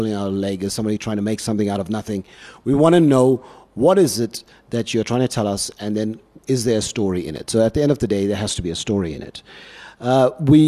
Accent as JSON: {"language": "English", "town": "Durban", "region": "KwaZulu-Natal", "country": "South Africa", "moved": "as an adult", "lives_now": "Cape Town, South Africa", "said": "I come from Durban"}